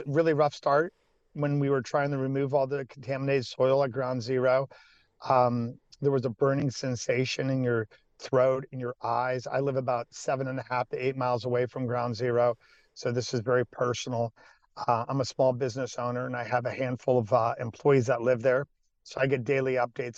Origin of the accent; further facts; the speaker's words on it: Salem, Ohio, United States; Salem, which is my hometown